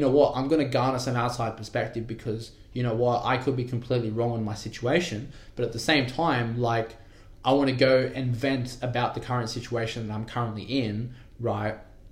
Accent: Wentworthville, New South Wales, Australia; also born or lived in Penrith; I grew up in Wentworthville, I went to school in Westmead

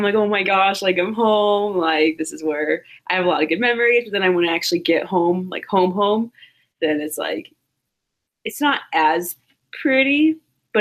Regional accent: Plainfield, Illinois, United States; also born or lived in LaPorte, Indiana; when I was like two-ish, I moved to Plainfield, Illinois, which is 30 minutes south of Chicago

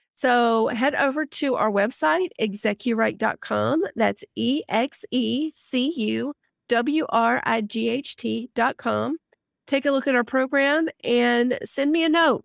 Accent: Alabama, United States; I grew up in Alabama

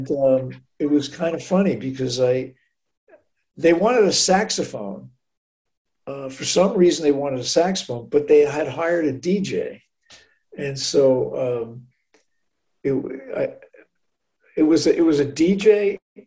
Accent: North Bellmore, New York, United States; also born or lived in Manhattan / Amagansett; I'm from Long Island, so I grew up near Jones Beach

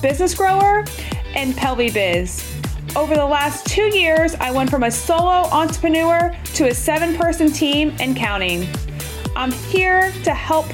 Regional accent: Atlanta, Georgia, United States; moved away as an adult; also born or lived in Rochester, New York / Portland, Oregon / Irvine, California; I'm from Atlanta, Georgia. I was born and raised there all the way up until grad school

